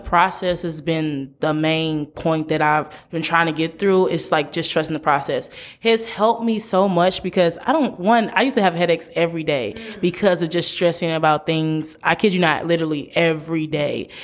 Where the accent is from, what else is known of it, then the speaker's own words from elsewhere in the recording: St. Louis, Missouri, United States; moved away as an adult; now in Memphis, United States; I'm from Saint Louis, born and raised, but I came to Memphis, Tennessee